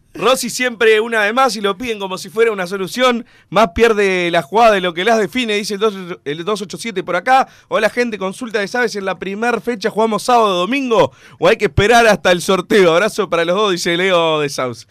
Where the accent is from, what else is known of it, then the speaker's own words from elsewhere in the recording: Montevideo, Uruguay; soy capitalino orgulloso y, del núcleo de la ciudad.